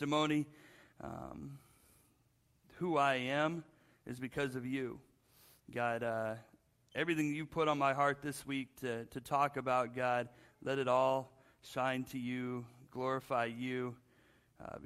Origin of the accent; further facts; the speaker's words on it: Spokane, Washington, United States; moved away as an adult; also born or lived in Seattle, Washington; I grew up in Washington State, Spokane